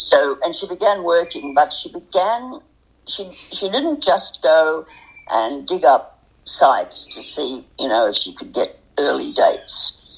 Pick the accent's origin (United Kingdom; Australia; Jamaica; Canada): Australia; New England ranges, New South Wales; I grew up in the New England ranges. My father had a small sheep property, and I did correspondence schools